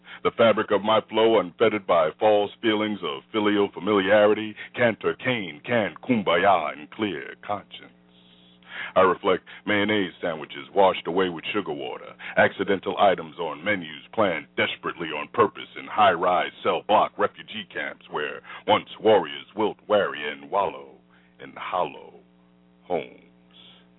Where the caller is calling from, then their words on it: Florida, United States; from Central Florida.